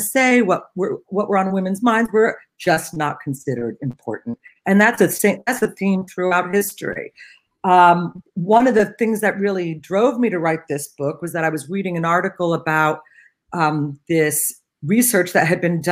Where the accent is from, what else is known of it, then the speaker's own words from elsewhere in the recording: Cincinnati, Ohio, United States; when I grew up in Cincinnati